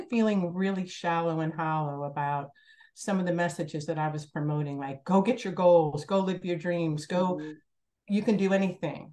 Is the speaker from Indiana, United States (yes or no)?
yes; Hobart, Indiana, United States; I'm from Hobart, Indiana. And I had the most amazing childhood.